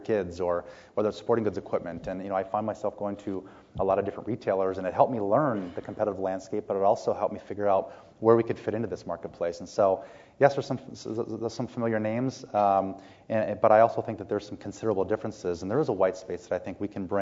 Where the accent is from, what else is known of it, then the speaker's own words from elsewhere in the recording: St. Paul, Minnesota, United States; moved away as an adult; now in Canada; I grew up in St. Paul, Minnesota, and I'd been there most of my life